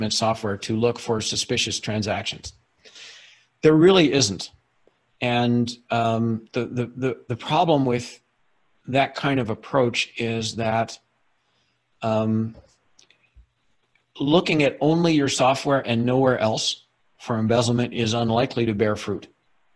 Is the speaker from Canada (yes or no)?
yes; Canada; I'm Canadian. I'm speaking to you from our head office in Halifax, Canada